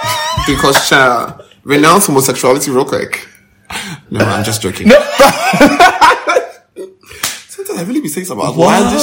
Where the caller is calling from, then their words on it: Ghana